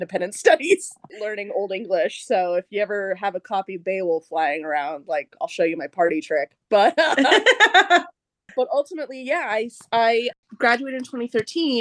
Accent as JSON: {"language": "English", "region": "Southern Oregon", "country": "United States", "moved": "as an adult", "lives_now": "New York, United States", "said": "I'm from Southern Oregon"}